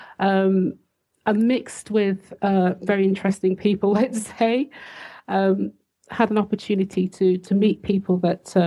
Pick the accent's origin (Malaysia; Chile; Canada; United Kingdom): United Kingdom; also born or lived in Switzerland / Liverpool; I'm British